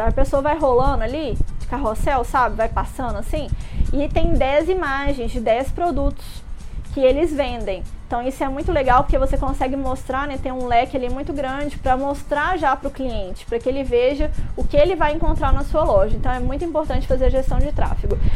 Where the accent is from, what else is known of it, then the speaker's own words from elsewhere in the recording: Minas Gerais, Brazil; now in Rio de Janeiro, Brazil; Eu sou mineira